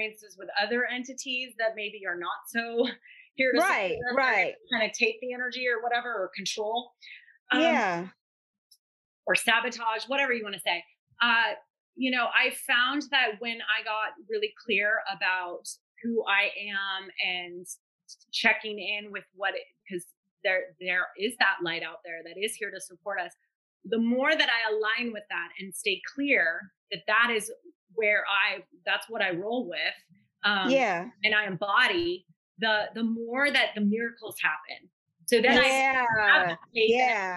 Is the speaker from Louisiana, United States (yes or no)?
yes; New Orleans, Louisiana, United States; I'm from New Orleans